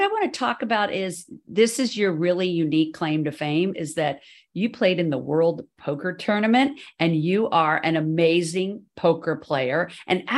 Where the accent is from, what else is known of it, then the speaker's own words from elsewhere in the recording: Washington, District of Columbia, United States; I actually am from DC